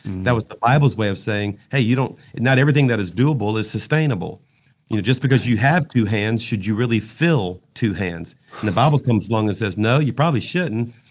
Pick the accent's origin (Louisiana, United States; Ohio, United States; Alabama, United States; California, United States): Louisiana, United States; South; I'm from South Louisiana